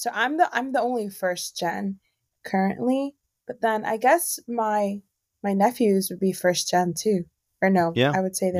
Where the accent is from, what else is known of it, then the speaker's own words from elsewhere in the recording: Florida, United States; first language Spanish; English is a second language; moved away as an adult; now in South Korea; I am from Florida. I was born and raised in Florida by 2 Mexican immigrants who came to America. I would say my dad came in early 90s, late 80s